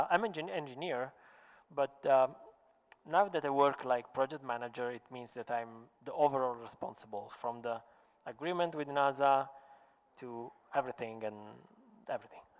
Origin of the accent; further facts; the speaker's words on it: Sicily, Italy; English is a second language; I said, I'm from the Sicilian, so Sicilian.